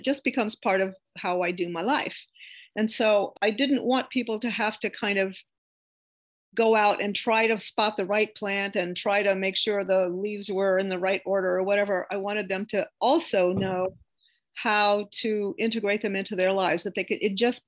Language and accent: English; Houma, Louisiana, United States; now in Hahnville, United States; I grew up in Houma